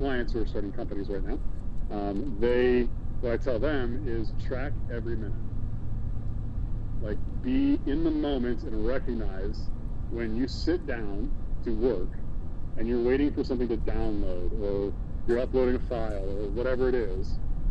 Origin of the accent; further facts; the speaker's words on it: United States; as an American citizen